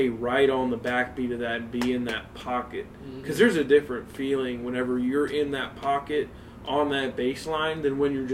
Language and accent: English; Jefferson County, Missouri, United States; We're from Jefferson County, Missouri